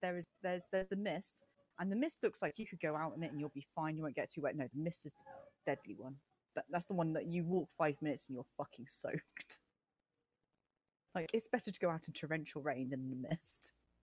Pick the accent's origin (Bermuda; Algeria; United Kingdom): United Kingdom; I'm British